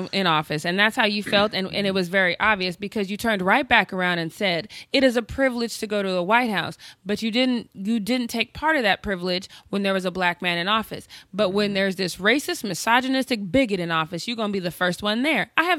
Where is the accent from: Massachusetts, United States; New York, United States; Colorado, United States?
Colorado, United States; Denver; I'm from Denver, and yeah.